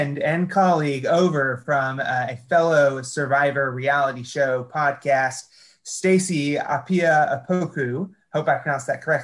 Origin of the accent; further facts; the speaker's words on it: Montgomery, Alabama, United States; now in Texas, United States; I'm Montgomery native